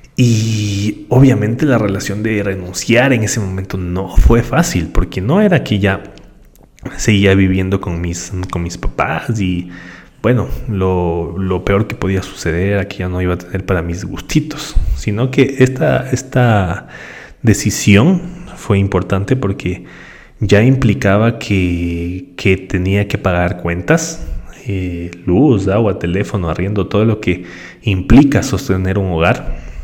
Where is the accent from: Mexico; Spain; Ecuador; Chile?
Ecuador; Yo soy del Ecuador